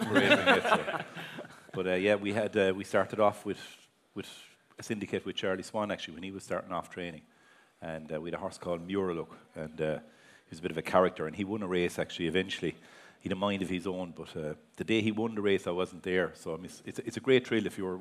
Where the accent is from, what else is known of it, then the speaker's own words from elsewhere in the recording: near Limerick Junction, Tipperary, Munster, Ireland; I grew up near Limerick Junction Racecourse, which is Tipperary now